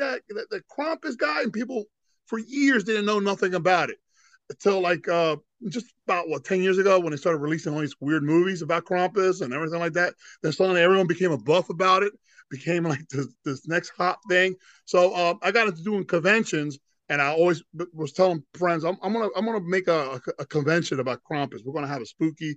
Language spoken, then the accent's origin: English; Philadelphia, Pennsylvania, United States; now in Florida, United States; originally I was born in Philadelphia